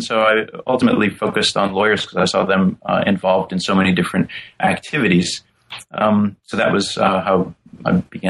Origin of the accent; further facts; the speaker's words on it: St. Louis, Missouri, United States; I came from St. Louis, which at the time during the early 1980s was a city gripped by a lot of violent crime